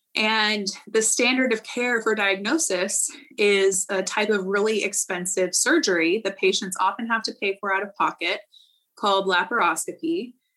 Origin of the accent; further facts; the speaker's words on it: Central Valley, California, United States; I am originally from the Central Valley in California